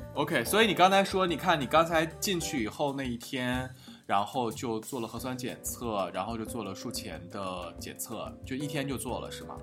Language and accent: Chinese; China; now in Europe; 我们中国人